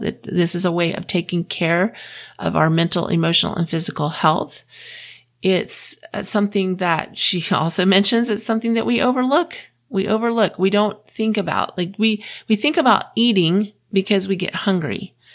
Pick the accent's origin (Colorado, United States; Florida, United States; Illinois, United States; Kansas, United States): Florida, United States; moved away as an adult; also born or lived in Houston, Texas; now in Utah, United States; I grew up in Florida